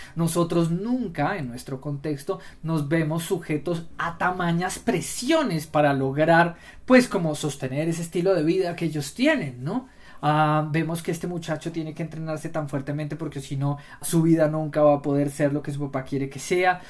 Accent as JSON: {"language": "Spanish", "country": "Colombia", "said": "nosotros no somos norteamericanos, nosotros somos colombianos"}